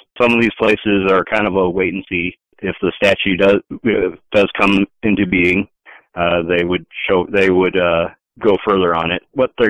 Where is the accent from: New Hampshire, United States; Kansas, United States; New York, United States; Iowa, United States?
Iowa, United States; being a kid in Iowa, proud of being from Iowa